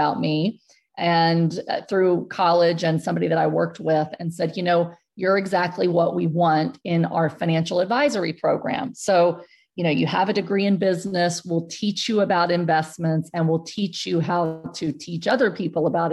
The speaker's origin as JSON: {"language": "English", "town": "San Antonio", "region": "Texas", "country": "United States", "tie": "born or raised there"}